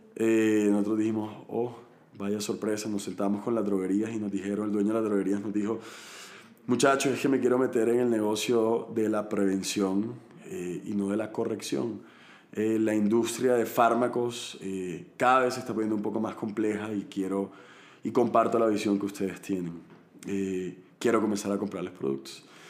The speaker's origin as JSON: {"language": "Spanish", "town": "Barranquilla", "region": "Atlántico", "country": "Colombia", "tie": "born or raised there", "also_born_or_lived": "Cali", "said": "soy colombiano, nací en Cali, pero me crié toda la vida en Barranquilla, en la costa del país"}